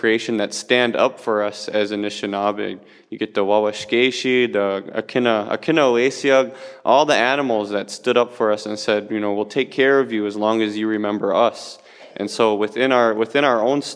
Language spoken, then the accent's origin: English; Bad River, Wisconsin, United States; I come here from Bad River, Wisconsin